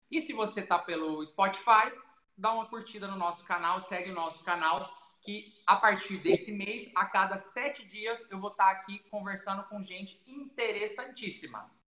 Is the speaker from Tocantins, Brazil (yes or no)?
yes; Araguaína, Tocantins, Brazil; born there; E nasci em Araguaína, Tocantins, cidade de … que gravou a música